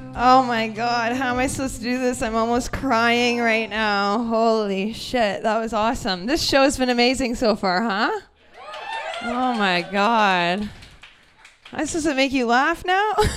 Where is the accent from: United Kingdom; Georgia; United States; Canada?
Canada; Brantford, Ontario; I'm from Brantford, Ontario